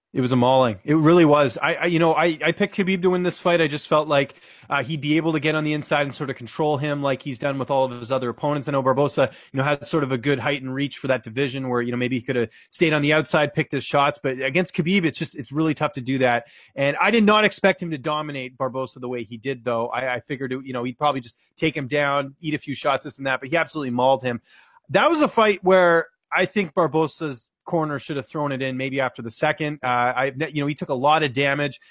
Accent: Canada; as a Canadian

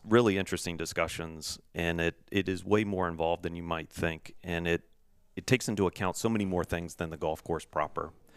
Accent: Virginia, United States; growing up in Virginia

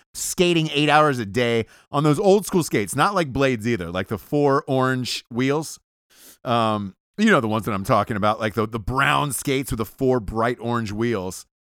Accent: Atlanta, Georgia, United States; moved away; from Atlanta, Georgia originally

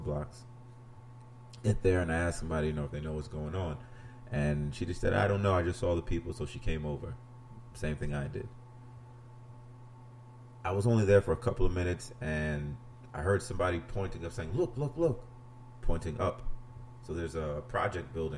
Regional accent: New York City, New York, United States; moved away; I'm from New York City, for those that don't know. Harlem, to be exact

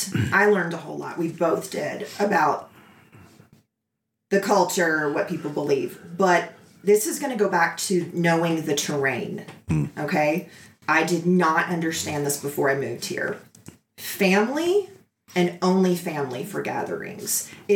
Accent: the South, United States; I'm from the South, and there are parts of the South that are very clannish, but family.

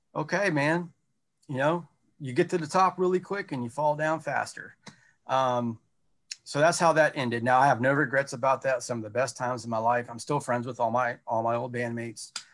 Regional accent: North Carolina, United States; also born or lived in the South; now in Battlefield Township, Pennsylvania, United States; I'm not from here. I'm from North Carolina originally

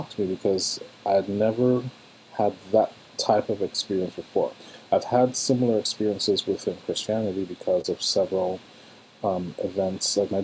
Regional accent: Trinidad & Tobago; moved away; in my home country of Trinidad, where I'm from

